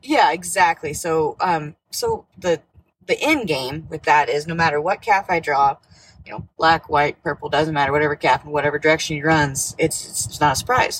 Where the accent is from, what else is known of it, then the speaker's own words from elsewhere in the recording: Nebraska, United States; I'm from Nebraska. I uh, grew up there